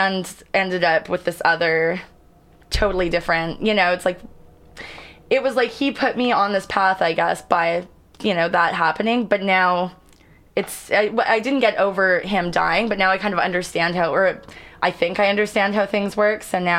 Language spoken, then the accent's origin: English; Canada; also born or lived in Los Angeles, United States; Like, I travel all over the world, and people don't think I'm Canadian. They're like, are you from California?